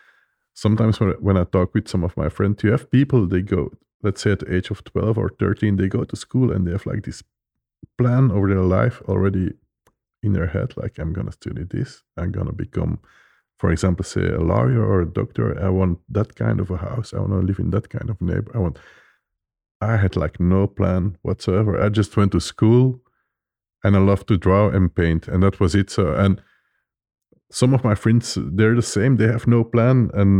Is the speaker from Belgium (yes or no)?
yes; Belgium; English is a second language; I love IPA, and I'm coming from Belgium. We have like this beer culture.